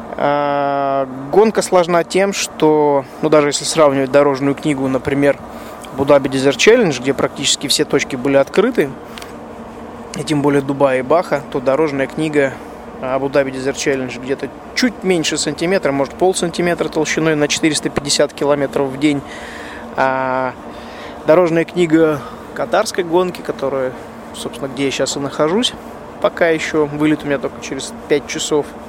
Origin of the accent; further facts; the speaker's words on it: Russia; я, соответственно, из России.